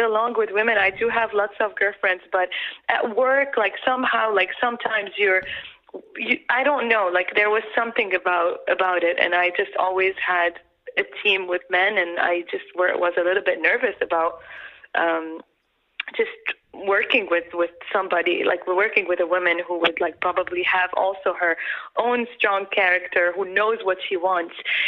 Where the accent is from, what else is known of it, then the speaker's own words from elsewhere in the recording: Lebanon; now in United States; Growing up in Lebanon and living half of my life in the U.S.